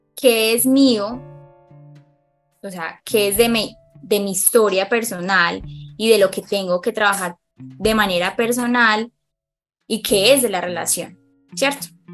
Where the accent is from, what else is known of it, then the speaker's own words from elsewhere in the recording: Medellín, Antioquia, Colombia; soy psicóloga de Colombia, eh, específicamente de Medellín